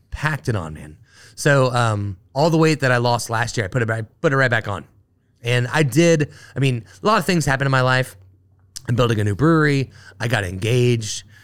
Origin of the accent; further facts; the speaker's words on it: Dayton, Ohio, United States; moved away as an adult; now in Cincinnati, United States; I grew up in Dayton, Ohio